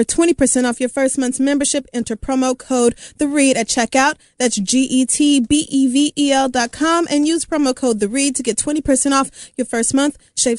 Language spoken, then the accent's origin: English; Oklahoma, United States; also born or lived in Texas / Louisiana; I have certainly never experienced shit like that growing up in Oklahoma, Texas, Louisiana. It does not snow.